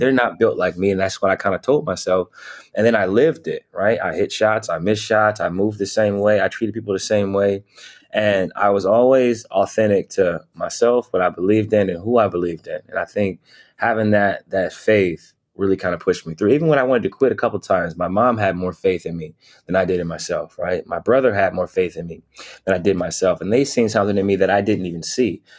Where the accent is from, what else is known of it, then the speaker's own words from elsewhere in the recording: Canton, Ohio, United States; moved away; growing up in Ohio, Canton, Ohio specifically